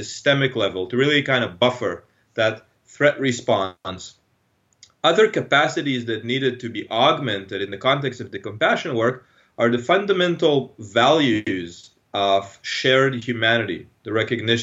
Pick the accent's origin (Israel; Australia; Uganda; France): Israel; moved away; I'm from Israel originally. So I grew up in Israel.